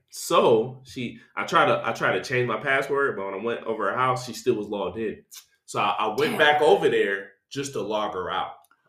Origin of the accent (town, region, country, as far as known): Detroit, Michigan, United States; moved away as an adult; now in California, United States